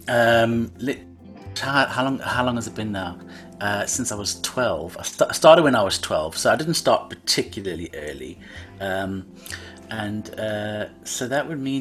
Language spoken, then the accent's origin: English; Cape Town, Western Cape, South Africa; I'm born and raised in Cape Town. Cape Town, South Africa